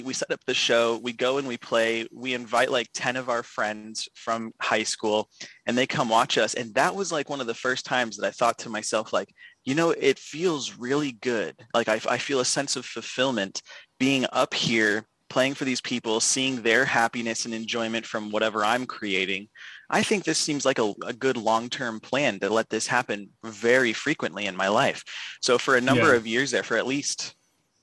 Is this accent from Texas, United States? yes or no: no; Arizona, United States; Born and raised in Arizona